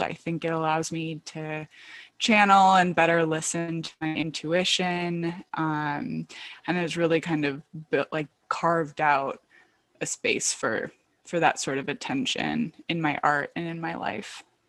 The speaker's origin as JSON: {"language": "English", "region": "Michigan", "country": "United States", "tie": "born or raised there", "moved": "yes", "lives_now": "Brooklyn, New York, United States", "said": "I'm from Michigan"}